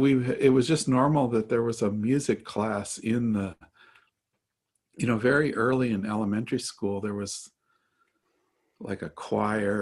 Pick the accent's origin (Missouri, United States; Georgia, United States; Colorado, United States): Colorado, United States; Denver; also born or lived in Baltimore; my parents moved to Denver. So Denver's really, my whole childhood was there.